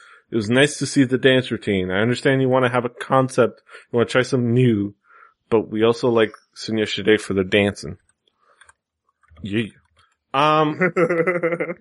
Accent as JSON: {"language": "English", "town": "Miami", "region": "Florida", "country": "United States", "tie": "born or raised there", "said": "here in my hometown"}